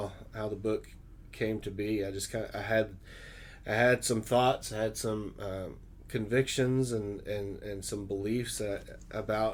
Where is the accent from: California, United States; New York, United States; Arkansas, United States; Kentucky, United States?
Arkansas, United States; moved away as an adult; now in Dayton, United States; I was born and raised in Arkansas